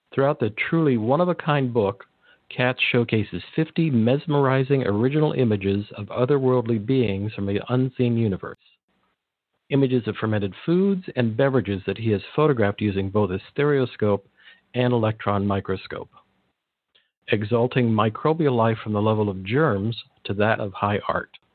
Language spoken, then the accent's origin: English; Monterey Peninsula, California, United States; I grew up in the Monterey Peninsula, so about three hours south of San Francisco